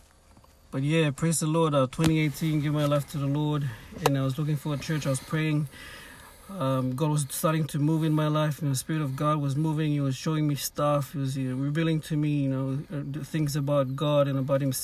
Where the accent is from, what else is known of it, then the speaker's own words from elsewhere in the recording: Papua New Guinea; now in Cairns, Australia; Growing up in Papua New Guinea